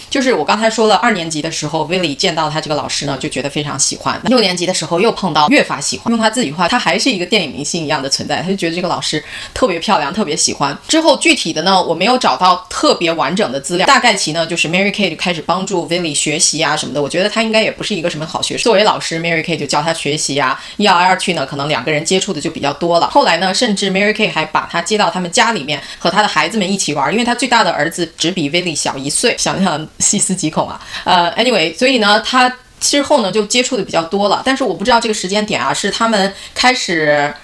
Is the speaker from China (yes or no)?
yes; China; 按我中文话说